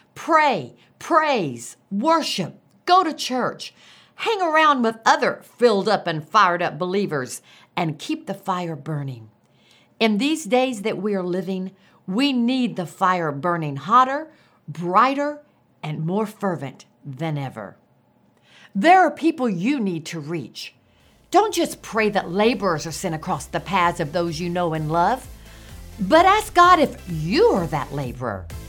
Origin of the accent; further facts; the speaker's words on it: Florida, United States; now in Tulsa, United States; As a little girl growing up in Florida